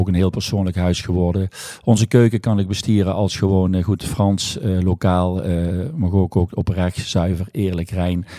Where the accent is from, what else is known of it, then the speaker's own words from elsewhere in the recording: Valkenburg, Limburg, Netherlands; also born or lived in Rotterdam; Ik ben eh, geboren en getogen in Valkenburg